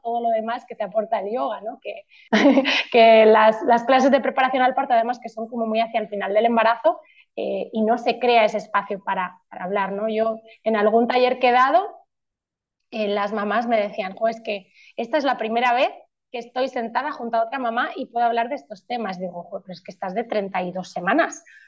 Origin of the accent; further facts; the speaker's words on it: Madrid, Community of Madrid, Spain; also born or lived in Poland; now in Tenerife, Spain; soy de Madrid, pero vivo en, Tenerife